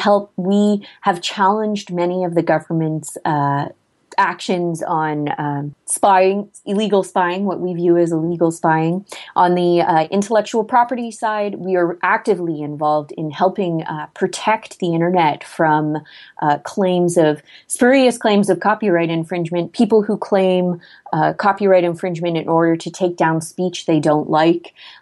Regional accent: Canada; as a Canadian

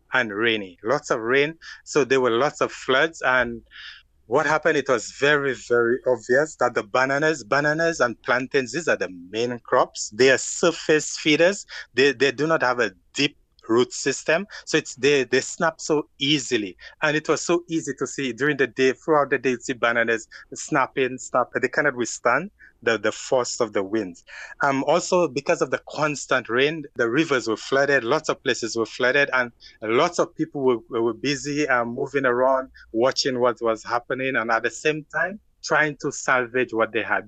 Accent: St. Lucia; moved away as an adult; now in Canada; I am from the Caribbean island named Saint Lucia.

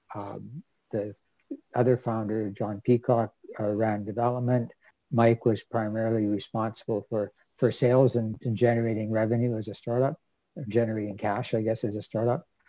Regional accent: Vancouver, British Columbia, Canada; I grew up in Vancouver, BC, and actually grew up fairly close to the UBC campus

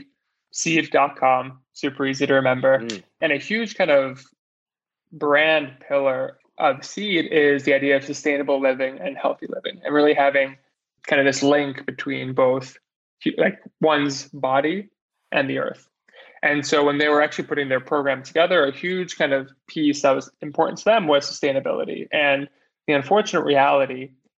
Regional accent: New York, United States; also born or lived in Montreal, Canada; grew up in New York

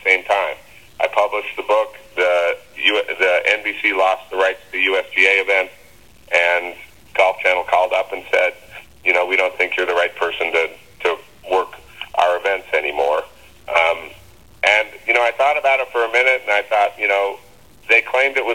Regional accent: Reno, Nevada, United States; moved away; also born or lived in Los Angeles / Bristol, Connecticut; growing up in Reno

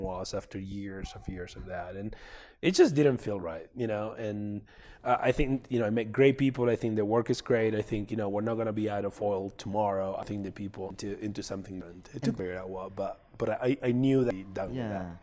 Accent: Mendoza, Argentina; I grew up in Mendoza

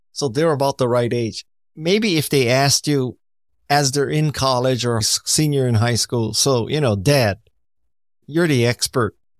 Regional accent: United States; I'm Japanese American

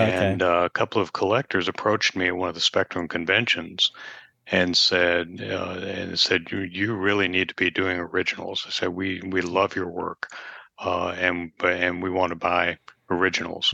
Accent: Nashville, Tennessee, United States; I, I grew up in Nashville

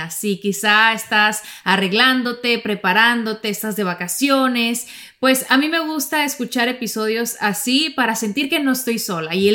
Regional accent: Sonora, Mexico; now in Miami, United States; en Sonora, de donde yo soy, en el norte de México

